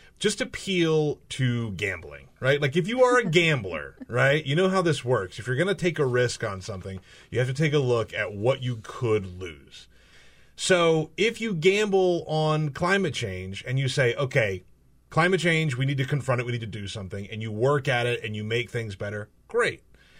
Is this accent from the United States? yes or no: yes; South Carolina, United States; I'm from South Carolina.